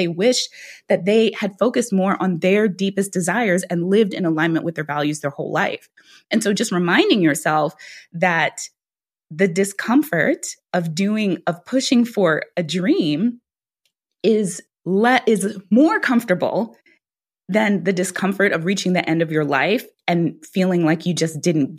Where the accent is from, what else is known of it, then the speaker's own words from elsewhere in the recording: Guyana; now in United States; my parents, when they talked to me there, we were immigrants. We came from Guyana. Neither one of my parents graduated from high school.